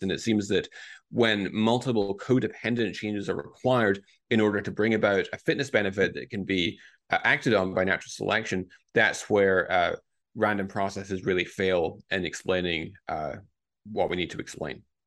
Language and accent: English; Scotland, United Kingdom; moved away as an adult; also born or lived in Newcastle, United Kingdom; now in Boston, United States; I grew up in Scotland.